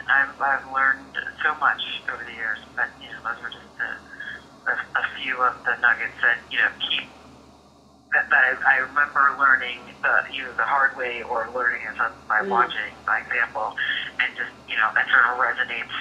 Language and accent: English; Ann Arbor, Michigan, United States; also born or lived in Troy, Michigan / Lansing, Michigan / East Lansing, Michigan; now in New York, United States; I grew up in Ann Arbor, Michigan.